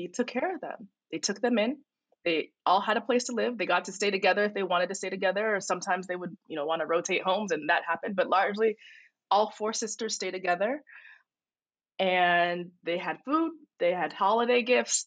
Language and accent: English; Phoenix, Arizona, United States; a young person coming of age in Phoenix, Arizona, with Nigerian, you know, immigrant parents